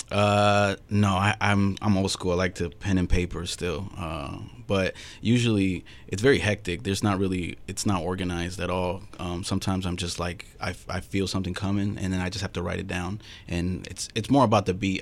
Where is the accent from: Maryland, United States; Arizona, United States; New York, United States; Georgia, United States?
Arizona, United States; Phoenix; I was born in Phoenix